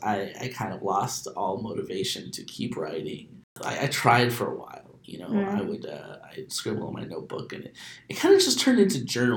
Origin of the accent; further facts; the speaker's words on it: Phoenix, Arizona, United States; first language Spanish; English is a second language; moved away as an adult; also born or lived in California; I am 28, and I grew up in Phoenix, but I left for a while, and mm-hmm. I've actually only been back since the summer, since June.